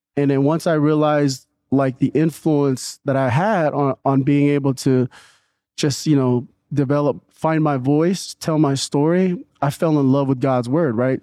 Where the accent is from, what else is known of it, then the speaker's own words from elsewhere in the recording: Newark, California, United States; also born or lived in Redwood City, California; I was born in Redwood City, and then my parents moved to Newark in, I think it was eighty-nine